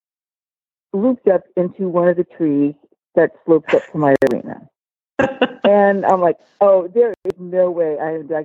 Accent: Southern California, United States; I am from Southern California. I was born in Southern California, and to this date, I haven't quite made it out yet.

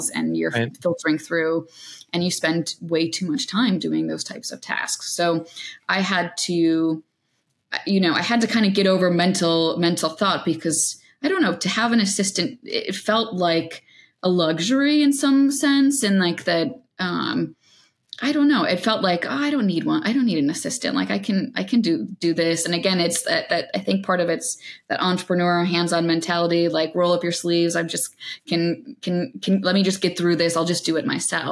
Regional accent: New York, United States; as a New Yorker

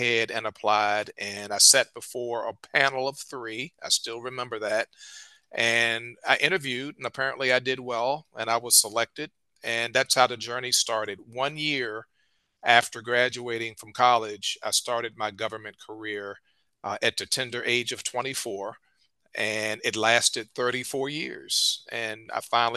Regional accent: Richmond, Virginia, United States; I'm a native of Richmond, Virginia

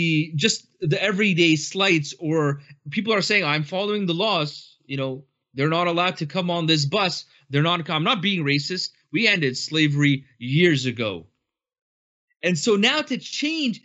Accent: Canada; I have been born and raised in Canada.

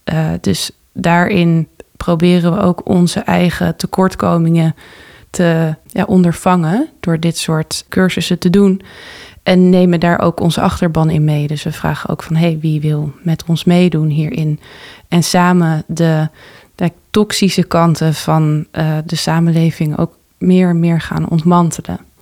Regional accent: Texel, North Holland, Netherlands; also born or lived in Amsterdam; En ik ben geboren in Amsterdam. Tot mijn achtste gewoond in West, in eh, de Bijlmer. En daarna ben ik met mijn ouders vertrokken naar Texel.

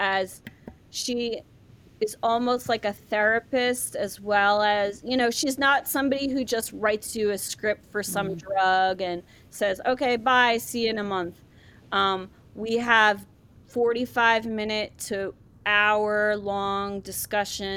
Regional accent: Ireland; moved away; I was born in Ireland, come from a very, you know, traditional Irish family

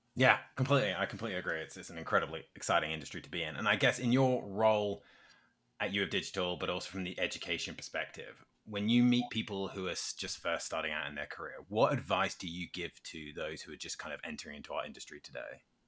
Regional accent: United Kingdom; as a Brit

